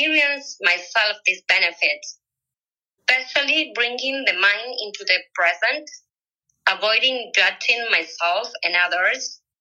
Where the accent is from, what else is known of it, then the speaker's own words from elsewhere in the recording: Uruguay; I'm from Uruguay. I live in Montevideo.